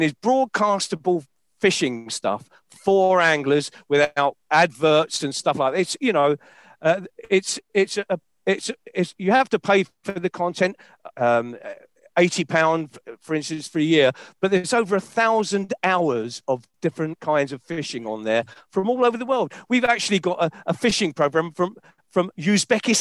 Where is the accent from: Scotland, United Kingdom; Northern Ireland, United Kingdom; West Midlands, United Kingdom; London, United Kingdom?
London, United Kingdom; I'm a Londoner.